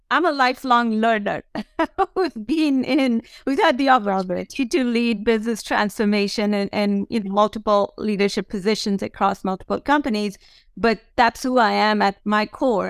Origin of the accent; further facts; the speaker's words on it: India; moved away; I grew up in India as the oldest of four daughters for my parents